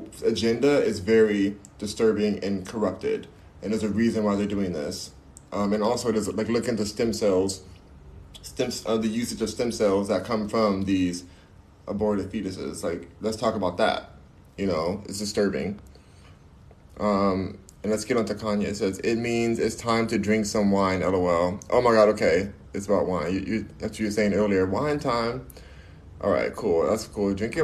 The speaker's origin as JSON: {"language": "English", "country": "United States", "said": "I love being American"}